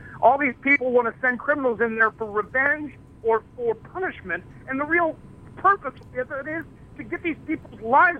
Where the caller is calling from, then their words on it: Cincinnati, Ohio, United States; I'm from Cincinnati.